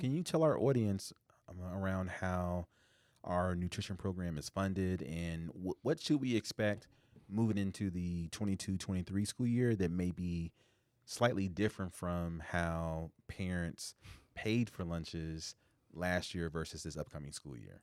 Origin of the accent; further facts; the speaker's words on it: Indianapolis, Indiana, United States; now in Iowa, United States; growing up in Indianapolis, Indiana